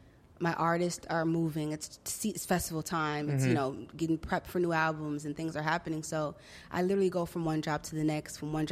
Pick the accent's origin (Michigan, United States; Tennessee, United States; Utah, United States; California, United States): California, United States; Compton; I'm from Compton. Uh-huh. Straight up, I'm from Compton. But I've had friends all over Los Angeles.